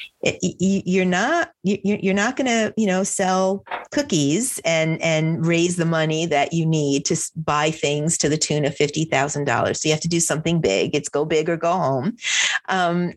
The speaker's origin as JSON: {"language": "English", "region": "New Jersey", "country": "United States", "said": "I'm from New Jersey"}